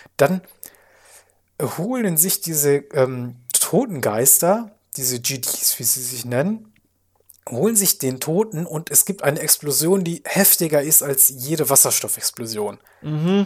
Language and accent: German; Germany; als Deutscher